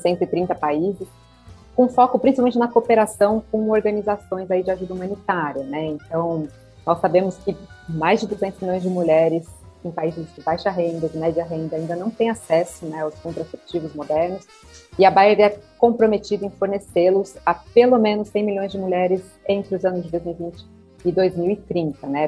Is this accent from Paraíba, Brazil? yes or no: no; Olímpia, São Paulo, Brazil; moved away as an adult; also born or lived in Ribeirão Preto; now in São Paulo, Brazil; Eu sou natural de Olímpia, interior de São Paulo